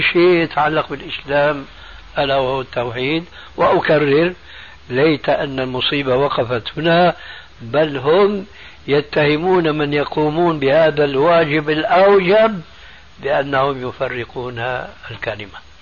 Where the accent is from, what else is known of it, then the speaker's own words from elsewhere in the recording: Syria; بلدي يعني سوريا